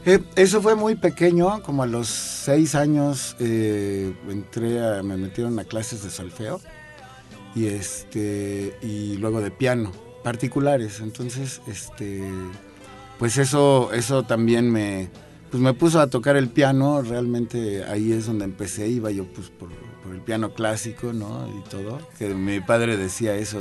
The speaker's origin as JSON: {"language": "Spanish", "region": "Mexico City", "country": "Mexico", "tie": "born or raised there", "said": "Yo crecí aquí en la Ciudad de México"}